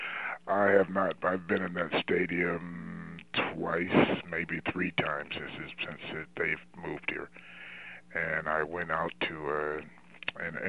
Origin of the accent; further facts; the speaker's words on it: Trenton, New Jersey, United States; moved away as an adult; also born or lived in North Carolina; I'm from New Jersey, and the Giants in Philadelphia, between the Giants and Philadelphia, where I live in Trenton, New Jersey